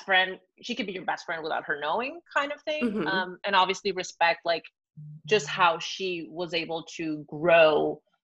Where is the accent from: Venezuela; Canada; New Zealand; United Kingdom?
Venezuela; English is a second language; also born or lived in Argentina; now in San Francisco, United States; I'm from Venezuela